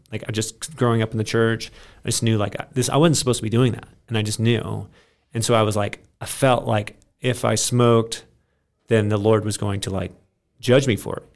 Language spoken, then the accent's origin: English; Maine, United States; I grew up in Maine on a farm.